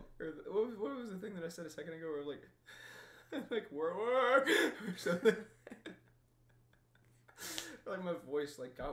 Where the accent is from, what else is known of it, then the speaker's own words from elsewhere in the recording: United States; I'm an American.